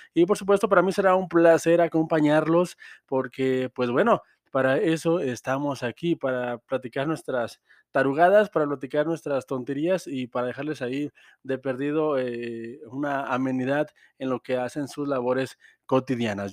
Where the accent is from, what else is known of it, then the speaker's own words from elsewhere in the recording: Mexico; todos estamos de acuerdo como mexicanos